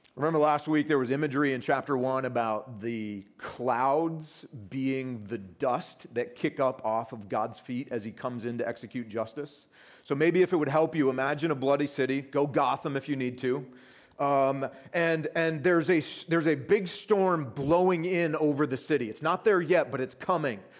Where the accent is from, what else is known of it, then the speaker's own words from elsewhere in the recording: United States; from the States like I am